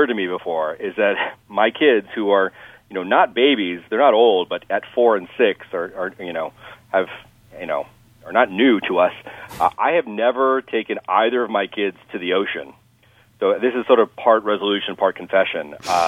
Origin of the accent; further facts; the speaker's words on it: Rhode Island, United States; born there; I was born in Rhode Island and on a naval base, of all things.